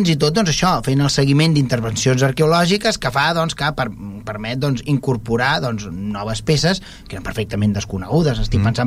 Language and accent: Catalan; Vilassar, Catalonia, Spain; quan tu dius és que soc de Vilassar, que tenim, tenim una fàbrica, que és una biblioteca